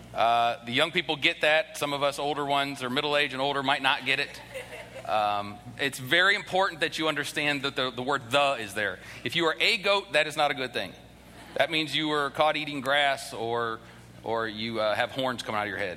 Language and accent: English; the North, United States; now in the South, United States; I, am originally from the North